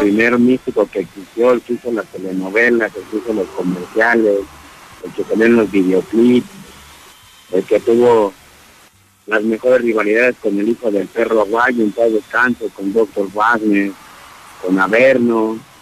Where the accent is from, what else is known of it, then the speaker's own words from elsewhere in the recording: Mexico City, Mexico; no soy de Guadalajara, Jalisco, soy de la Ciudad de México